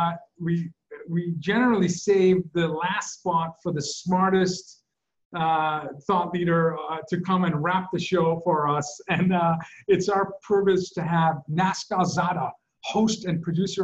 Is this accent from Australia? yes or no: no; Iran; moved away; I was born in Iran